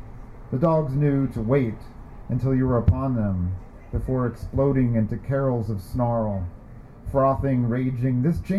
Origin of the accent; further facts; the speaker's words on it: Sacramento, California, United States; I am from Sacramento